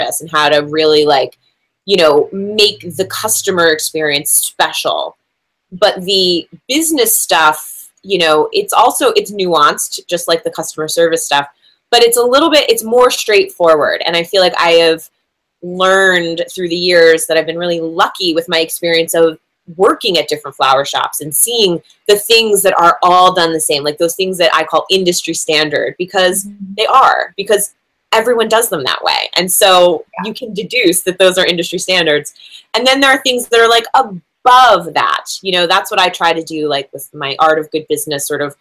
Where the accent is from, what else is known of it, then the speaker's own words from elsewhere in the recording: New Jersey, United States; I'm from New Jersey, so you go to the mall to get a job when you're from New Jersey